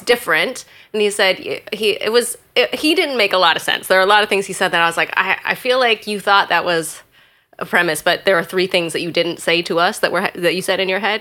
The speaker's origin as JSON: {"language": "English", "region": "Alaska", "country": "United States", "tie": "born or raised there", "also_born_or_lived": "Hawaii", "said": "I grew up in Alaska"}